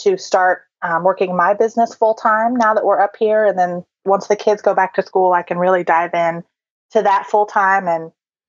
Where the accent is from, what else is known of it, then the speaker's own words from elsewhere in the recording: Ohio, United States; also born or lived in Georgia / North Carolina; now in Michigan, United States; We just moved here, like you said, from Georgia, although I'm originally from Ohio. So I've lived in several different places, North Carolina also along the way.